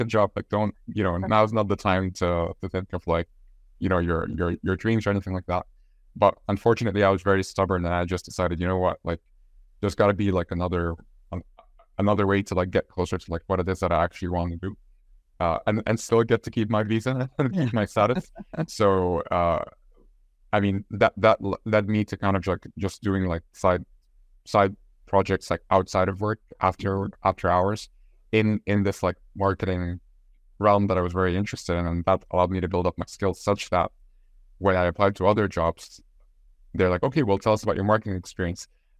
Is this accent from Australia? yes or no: no; Egypt; moved away as an adult; now in Ireland; I'm from Egypt. I've recently gotten my Irish citizenship as well.